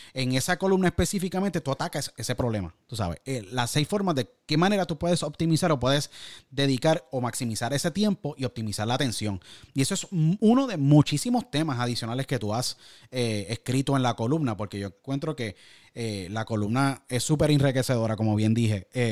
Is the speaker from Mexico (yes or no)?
no; San Juan, Puerto Rico; San Juan, Puerto Rico de donde yo nací